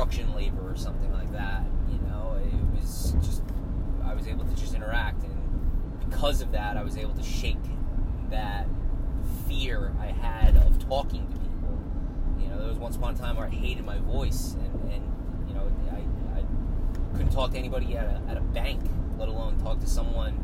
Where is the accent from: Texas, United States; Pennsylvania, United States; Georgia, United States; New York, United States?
New York, United States; Long Island; growing up on Long Island